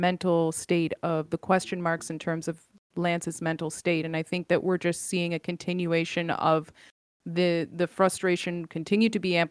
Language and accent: English; Canada; Yes, I am Canadian, born and raised in Canada